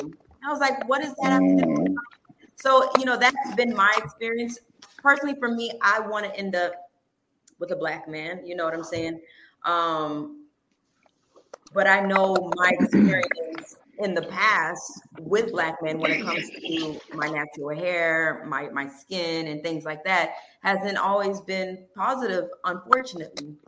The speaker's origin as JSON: {"language": "English", "town": "North Miami", "region": "Florida", "country": "United States", "tie": "born or raised there", "said": "I'm born and raised in Miami, and to be exact, I'm from North Miami"}